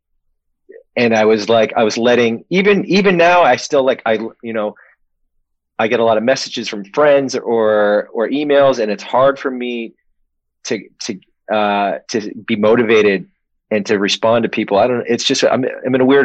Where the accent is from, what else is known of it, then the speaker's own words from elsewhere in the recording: Maine, United States; also born or lived in Connecticut; I was born, and then we went directly to Maine, where there was a Navy base.